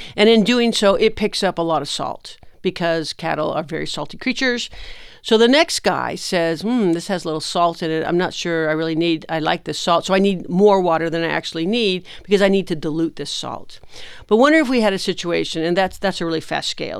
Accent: Imperial Valley, California, United States; I am from California, I am from the Imperial Valley

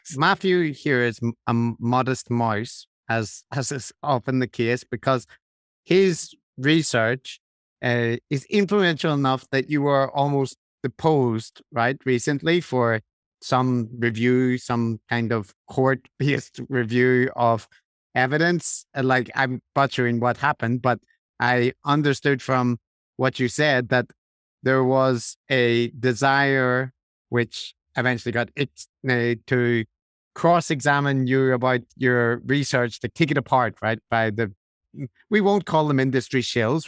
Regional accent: Belfast, Northern Ireland, United Kingdom; moved away; also born or lived in London; I grew up in Belfast

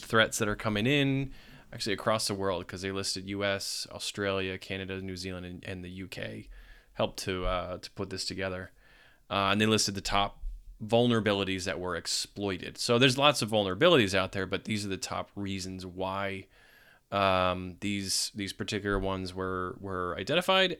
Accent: New England, United States; I'm from New England. I don't, I don't do the tornado thing

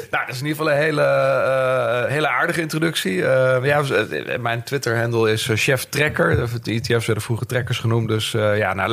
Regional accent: Overijssel, Netherlands; Ehm, ik ben eh, geboren en getogen in Twente. Echte tukker, hoor je tegenwoordig niet meer. Maar mijn moeder was logopediste, dus dat verklaart een hoop.

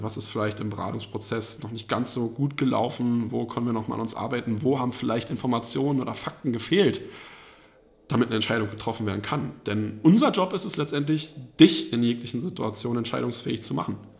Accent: edge of Berlin, Germany; wohne in meinem eigenen Haus am Rand von Berlin, wo ich aufgewachsen bin

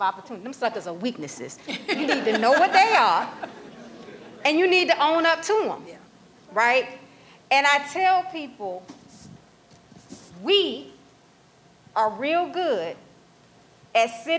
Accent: Mississippi, United States; I was born in Mississippi

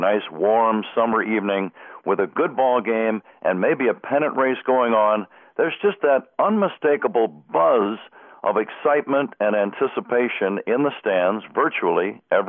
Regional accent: Bay Area, California, United States; we are both from the Bay Area.

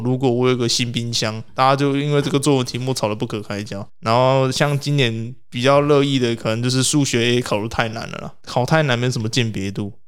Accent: Taiwan; 我们台湾这边

